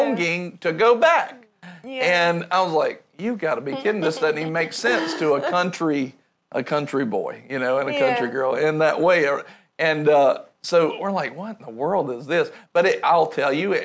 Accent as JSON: {"language": "English", "region": "rural North Carolina", "country": "United States", "tie": "born or raised there", "said": "I grew up in rural North Carolina"}